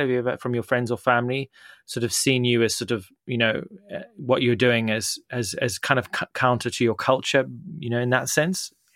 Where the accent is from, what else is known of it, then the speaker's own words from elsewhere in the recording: Zimbabwe; now in United Kingdom; I grew up in Zimbabwe